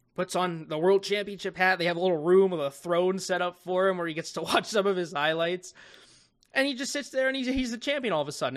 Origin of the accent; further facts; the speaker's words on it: United States; also born or lived in Las Vegas; my home country of the United States of America